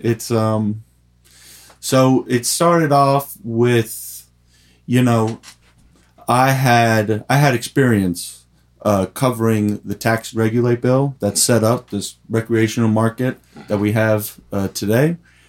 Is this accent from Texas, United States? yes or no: no; New York City, New York, United States; moved away as an adult; now in Vermont, United States; I'm from the kind of the Upper West Side, Morningside Heights area.